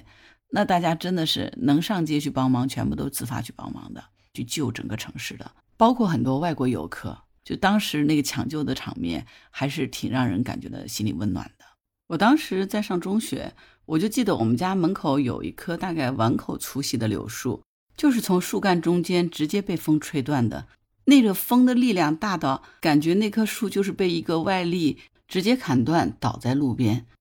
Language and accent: Chinese; Hangzhou, Zhejiang, China; 我们这些杭州人